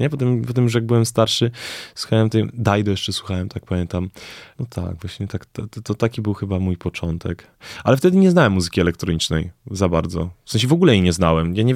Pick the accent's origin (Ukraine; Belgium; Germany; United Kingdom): Belgium; also born or lived in Greece; now in Poland; Najpierw uczyłem się w Grecji, w Atenach, potem dorastałem w Belgii. I jakoś mm, tam było dużo przeprowadzek, bo potem jak przeprowadziliśmy się do Polski, to też mieszkaliśmy w różnych, w różnych miejscach.